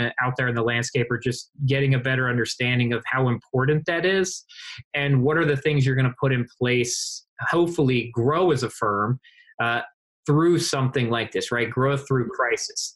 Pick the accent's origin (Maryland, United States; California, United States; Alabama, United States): Maryland, United States; Baltimore; I'm from Baltimore